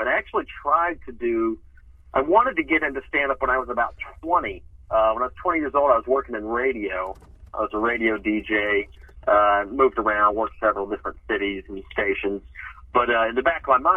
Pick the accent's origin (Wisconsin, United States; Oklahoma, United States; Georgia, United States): Georgia, United States; Atlanta; moved away as an adult; also born or lived in Nashville, Tennessee; now in Los Angeles, United States; I was born in Nashville, Tennessee, and my family moved to kind of the Atlanta suburbs when I was a child.